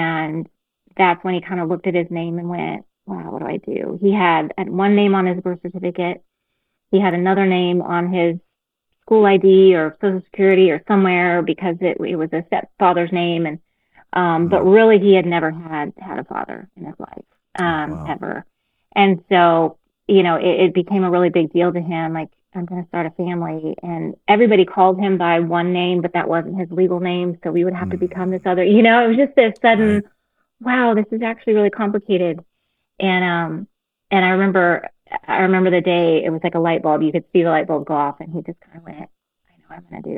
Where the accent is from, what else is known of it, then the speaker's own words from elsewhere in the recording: Texas, United States; moved away as an adult; now in Kansas, United States; I grew up in Texas